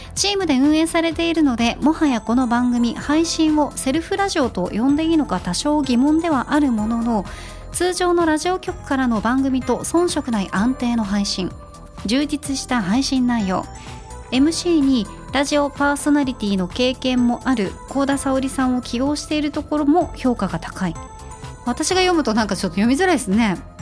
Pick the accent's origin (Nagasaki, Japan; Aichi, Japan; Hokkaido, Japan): Nagasaki, Japan; moved away; 地元地元の長崎